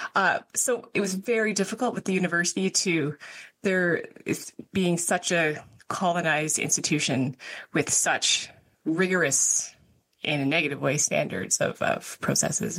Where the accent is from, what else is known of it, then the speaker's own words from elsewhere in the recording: Canmore, Alberta, Canada; I grew up in Canmore